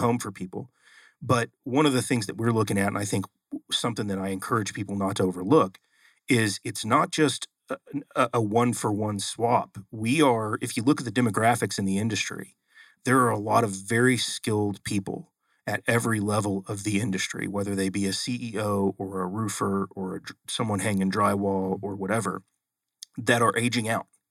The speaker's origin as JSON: {"language": "English", "town": "Oklahoma City", "region": "Oklahoma", "country": "United States", "moved": "yes", "said": "I'm originally from Oklahoma."}